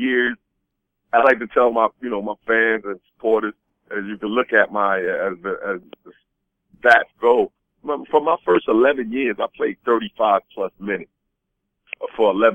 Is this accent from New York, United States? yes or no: yes; New York, United States; also born or lived in Boston; now in Florida, United States; I grew up in New York